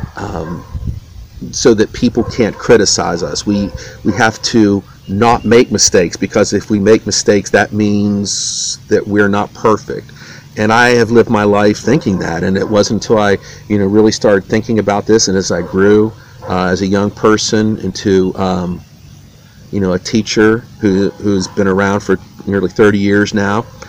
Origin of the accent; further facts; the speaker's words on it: Wheeling, West Virginia, United States; I grew up in Wheeling, West Virginia